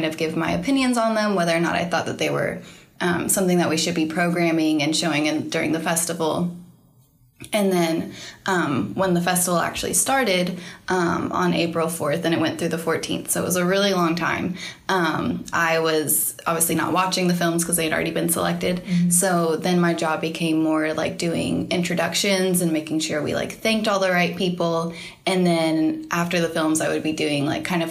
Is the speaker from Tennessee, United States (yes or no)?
yes; Knoxville, Tennessee, United States; I'm from Knoxville, Tennessee